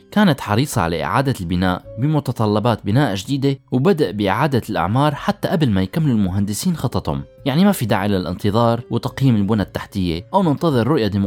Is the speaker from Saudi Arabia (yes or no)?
no; Syria; وهون بينطرح السؤال هل مصيرنا كسوريين رح يكون محكوم مستقبلا بهي المشاريع؟